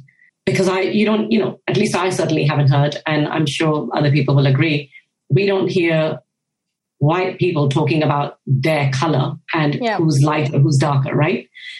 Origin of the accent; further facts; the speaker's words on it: Japan; So growing up in Japan was a really, really unique experience back in the 1990s or even kind of late 80s.